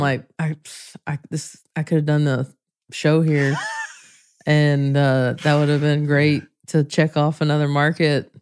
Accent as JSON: {"language": "English", "region": "the South", "country": "United States", "tie": "born or raised there", "said": "raised in the South, so the church was a part of my life"}